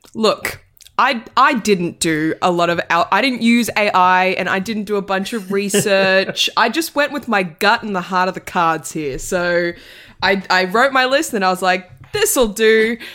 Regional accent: Australia; as an Australian

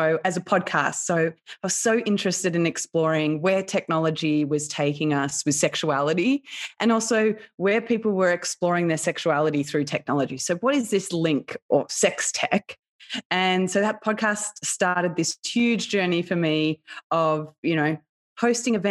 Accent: Australia; I had what would be somewhat of a typical experience growing up in Australia

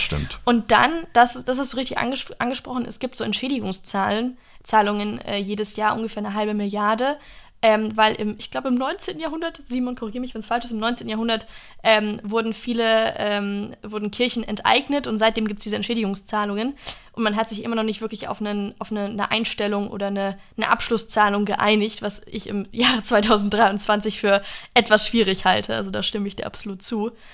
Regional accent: United States; now in Germany; in meiner Heimat in den USA

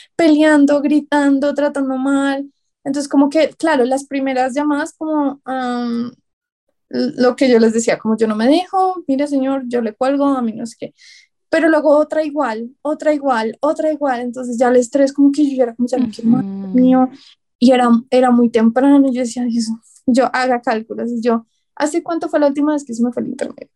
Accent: Colombia; Todos los autores que estamos ahí eh, somos colombianos

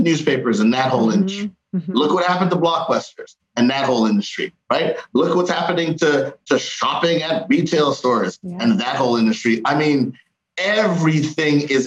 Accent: Canada; We were raised in Canada

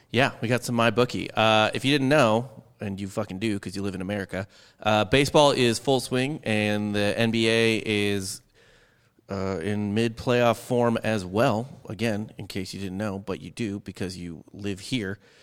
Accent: St. Louis, Missouri, United States; I'm from Saint Louis

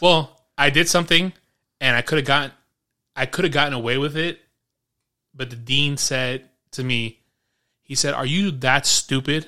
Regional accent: New York City, New York, United States; I grew up in New York City

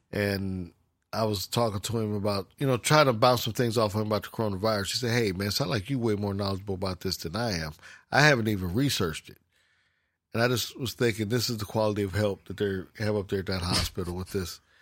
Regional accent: United States; being American, we, we kind of slack off a little bit

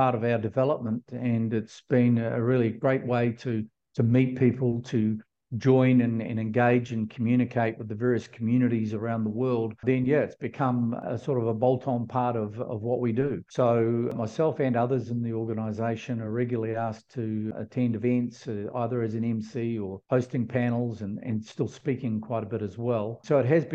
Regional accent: New Zealand; moved away; being a Kiwi

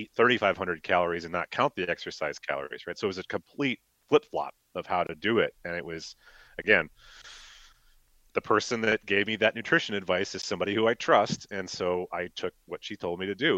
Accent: Iowa, United States; now in Minnesota, United States; I'm from Iowa

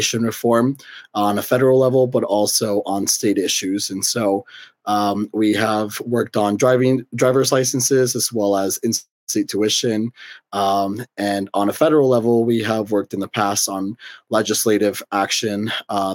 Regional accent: Utah, United States; I grew up in Utah

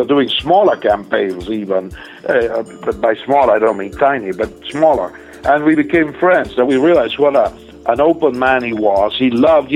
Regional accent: Argentina; now in United States; I was born in Argentina

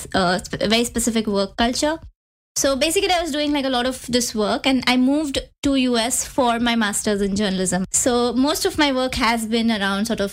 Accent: Mumbai, Maharashtra, India; accent: Indian; moved away as an adult; also born or lived in New York; I've always been in Mumbai, born and raised in Mumbai, never moved out of, home, never changed cities.

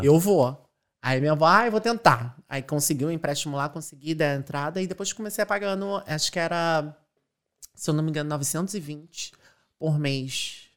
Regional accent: Rio de Janeiro, Brazil; moved away as an adult; now in Ireland; Eu sou de Acari, uma favela lá do Rio de Janeiro, Zona Norte

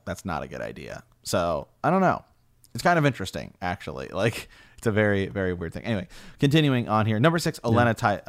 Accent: Ohio, United States; We are from Ohio, the Kingdom of Ohio, after all.

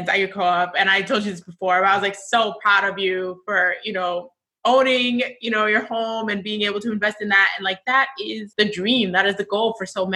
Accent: New York City, New York, United States; growing up in Sunset Park, being from Brooklyn

